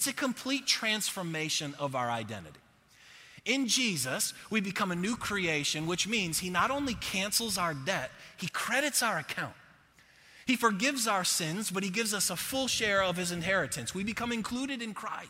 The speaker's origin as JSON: {"language": "English", "town": "Buffalo", "region": "New York", "country": "United States", "moved": "as an adult", "lives_now": "Texas, United States", "said": "I'm from Buffalo"}